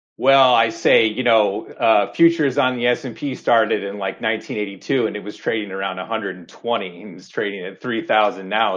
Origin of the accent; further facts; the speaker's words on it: Chicago, Illinois, United States; moved away as an adult; now in Seattle, United States; growing up in Chicago, living in Chicago, you used to tell people you worked at the Merck or you worked on the floor.